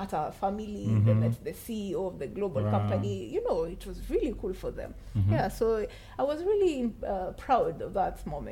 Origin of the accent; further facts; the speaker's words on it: Kenya; I'm a Kenyan. I know the problems designers face in Kenya